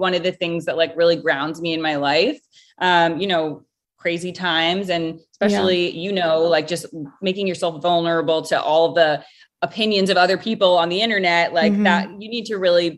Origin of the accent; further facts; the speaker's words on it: Rhode Island, United States; moved away; originally I am from Rhode Island.